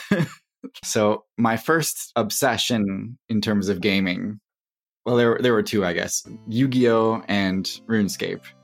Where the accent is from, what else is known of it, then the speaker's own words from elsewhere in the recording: Wisconsin, United States; also born or lived in Durham, North Carolina / Texas; We moved to Wisconsin, and that is where I end up growing up